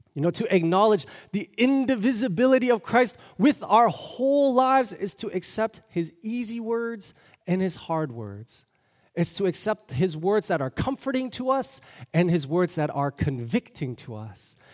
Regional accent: Toronto, Ontario, Canada; moved away; I'm from Toronto, born and raised.

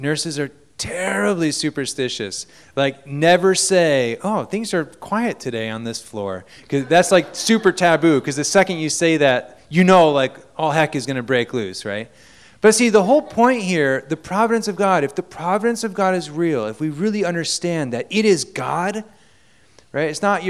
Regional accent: Japan; I went to a Christian school. I grew up in Japan.

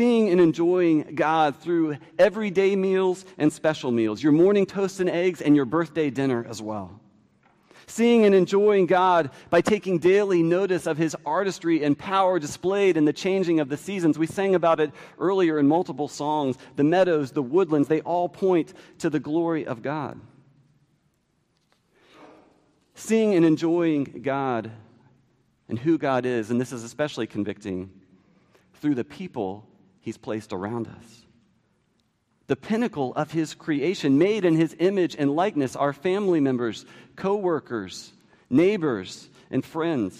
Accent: D.C., District of Columbia, United States; Growing up near Washington, D.C.

